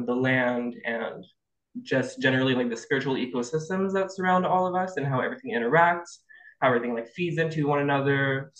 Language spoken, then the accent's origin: English; Quebec, Canada; I'm from Quebec originally.